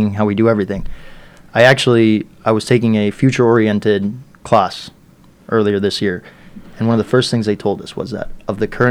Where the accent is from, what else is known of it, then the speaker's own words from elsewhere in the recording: Miami, Florida, United States; also born or lived in Peru; growing up in Miami